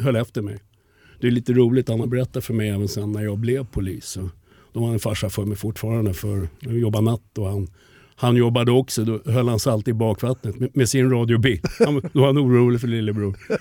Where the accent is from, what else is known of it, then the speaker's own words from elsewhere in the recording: Stockholm, Stockholm County, Sweden; accent: 08 (Stockholm); jag är uppvuxen i Farsta